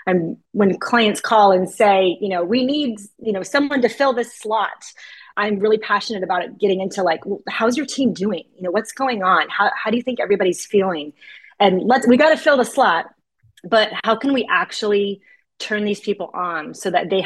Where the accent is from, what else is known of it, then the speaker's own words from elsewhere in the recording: Orange County, California, United States; moved away as an adult; now in Santa Barbara, United States; I grew up in Orange County, California